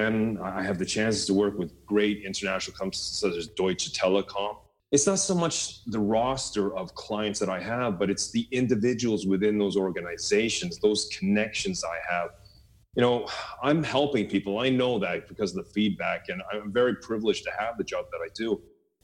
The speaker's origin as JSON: {"language": "English", "country": "Canada", "moved": "yes", "lives_now": "Norway", "said": "as a Canadian here in Norway"}